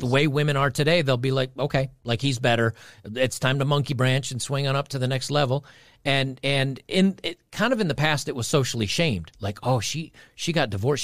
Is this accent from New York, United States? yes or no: yes; New York, United States; I grew up in New York